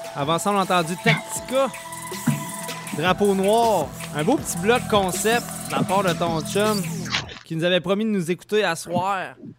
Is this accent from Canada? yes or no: yes; Lévis, Quebec, Canada; je viens de Saint-Nicolas